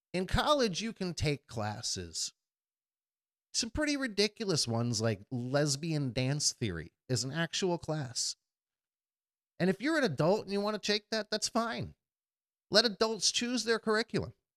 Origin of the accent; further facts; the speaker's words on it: United States; as an American and a patriot